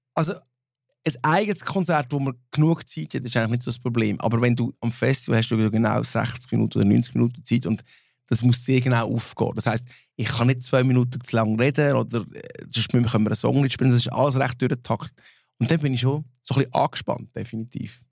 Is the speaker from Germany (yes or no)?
no; Switzerland; first language Swiss German; als Schweizer, als Schweizer Mundartband